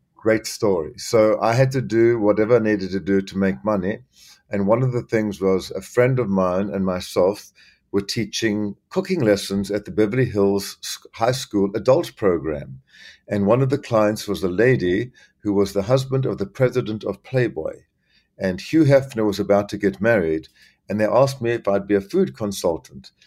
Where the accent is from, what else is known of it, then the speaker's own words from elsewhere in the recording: South Africa; moved away as an adult; also born or lived in Zambia / Los Angeles, United States / Miami, United States; now in New York, United States; I was born in Central Africa, Zambia, uh, where I spent my early childhood, and then lived in South Africa